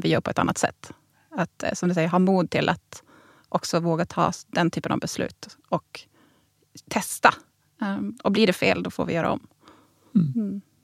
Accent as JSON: {"language": "Swedish", "region": "Norrbotten County", "country": "Sweden", "said": "jag som norrbottning"}